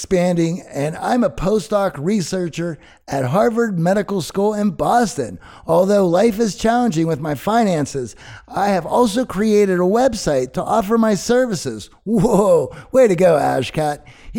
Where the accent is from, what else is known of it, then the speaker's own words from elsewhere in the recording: Kazakhstan; English is a second language; I began listening to your podcast during the pandemic while I was in Kazakhstan, my home country. I initially started listening to improve my English skills